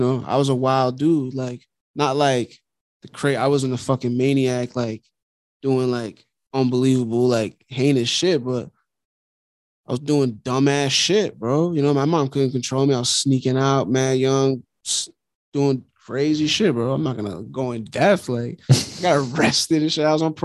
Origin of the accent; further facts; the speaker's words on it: New York City, New York, United States; also born or lived in Long Island, New York / Flushing, Queens; I basically like grew up in Queens too. Like, I'm from Long Island